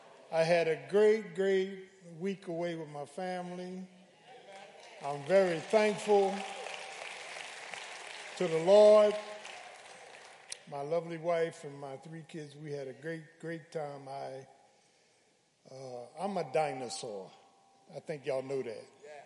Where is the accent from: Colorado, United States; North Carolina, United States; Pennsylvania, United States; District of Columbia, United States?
Pennsylvania, United States; Philadelphia; I keep having these dreams about all those people that I grew up with in South Philly